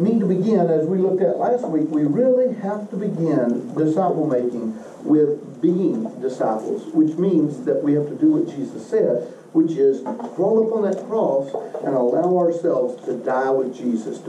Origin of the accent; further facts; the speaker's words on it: Western Kentucky, United States; moved away as an adult; also born or lived in Oak Ridge, Tennessee; now in Murfreesboro, United States; I grew up in Western Kentucky with an outhouse and a very homogeneous community around me, ethnically